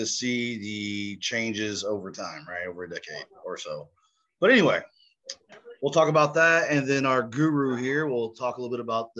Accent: Tulsa, Oklahoma, United States; Tulsa, Oklahoma, one of pretty much my hometown.

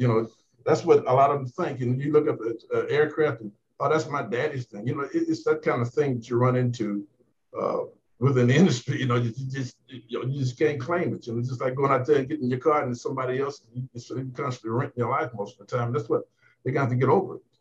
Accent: Talladega County, Alabama, United States; I'm from Alabama. That's the lowest section of Talladega County

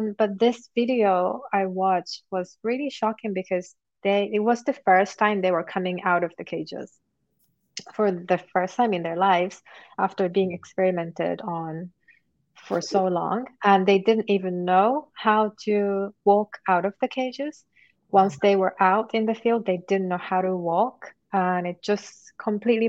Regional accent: Japan; now in United Kingdom; I'm originally from Japan. And I am currently based in UK

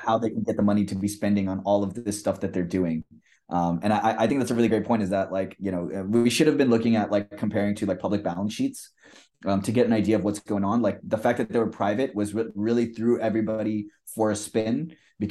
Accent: India; I'm like Indian

